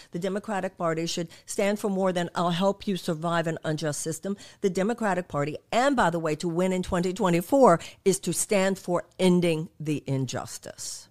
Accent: United States

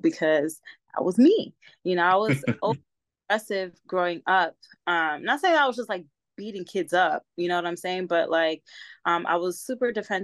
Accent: New York City, New York, United States; moved away as an adult; now in San Diego, United States; I was born and raised in the Bronx, New York. And I've been living here in San Diego for the past 10 years

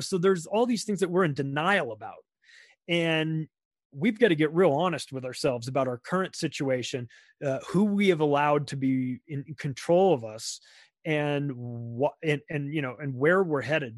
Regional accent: United States; an American who who lives in America and has my whole life

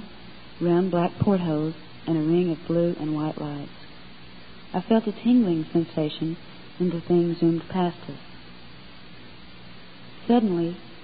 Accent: North Georgia, United States; also born or lived in Knoxville, Tennessee; now in East Tennessee, United States; I was born in Knoxville, Tennessee, and raised with my two brothers and two sisters in North Georgia.

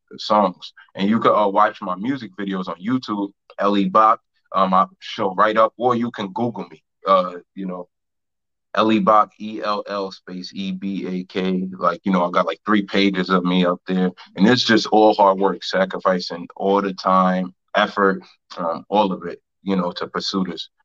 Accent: New York, United States; I'm a New Yorker

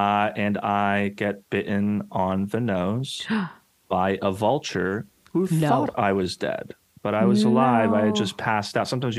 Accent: New Mexico, United States; Growing up, I grew up in New Mexico.

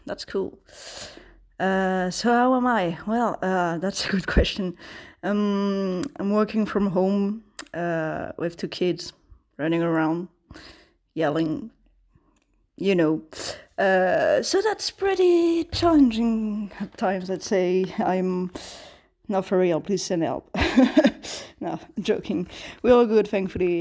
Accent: Sri Lanka; I'm from Sri Lanka

